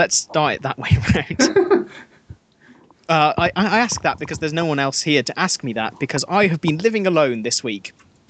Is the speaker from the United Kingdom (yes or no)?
yes; Birmingham, West Midlands, United Kingdom; moved away as an adult; also born or lived in Nottingham; now in Worcester, United Kingdom; I was born in Nottingham, which was the gun crime capital, and then it swapped to Birmingham, where I grew up